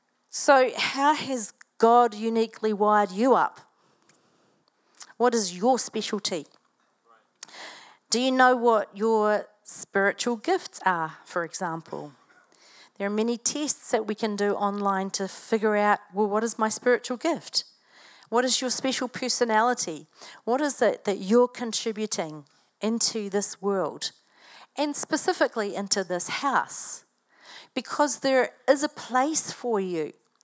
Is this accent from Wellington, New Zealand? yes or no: no; Invercargill, Southland, New Zealand; born there; but when I was growing up, I was born in Invercargill. Who knows where Invercargill is?